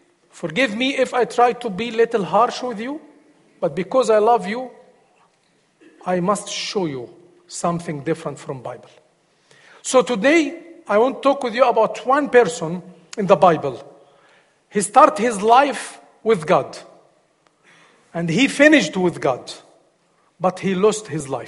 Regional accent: Egypt; English is a second language; moved away as an adult; now in United States; I am from Egypt

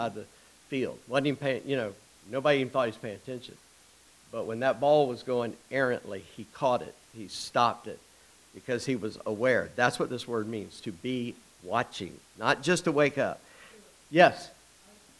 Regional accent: Charleston, South Carolina, United States; I grew up in Charleston.

